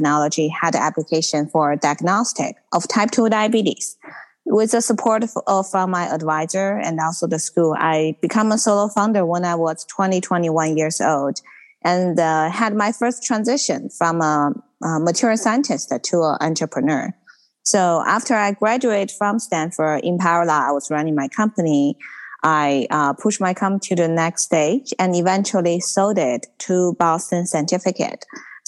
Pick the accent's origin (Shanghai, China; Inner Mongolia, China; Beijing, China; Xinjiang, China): Inner Mongolia, China; moved away as an adult; now in Silicon Valley, United States; I'm actually originally from Inner Mongolian